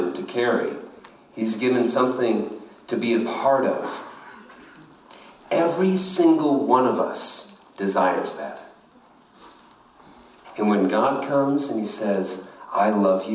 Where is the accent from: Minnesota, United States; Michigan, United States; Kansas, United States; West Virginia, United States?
Kansas, United States; I was born in Kansas